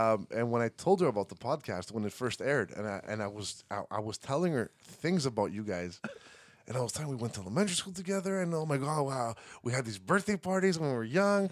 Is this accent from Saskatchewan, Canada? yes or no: no; Montreal, Quebec, Canada; moved away as an adult; now in Greece; we grew up here in Montreal.